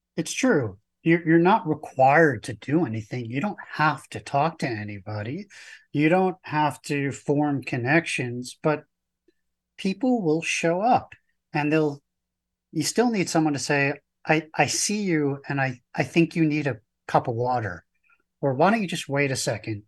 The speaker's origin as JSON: {"language": "English", "region": "New York", "country": "United States", "said": "I'm from New York"}